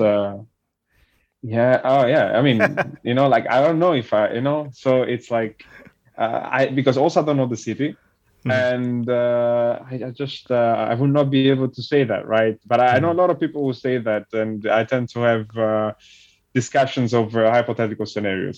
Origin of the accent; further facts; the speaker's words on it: Montesarchio, Campania, Italy; first language Italian; English is a second language; moved away as an adult; also born or lived in Naples, Italy / New York, United States; I was born in Naples but I grew up uh, in a in a small village that is not far from Naples and it's called Montesarchio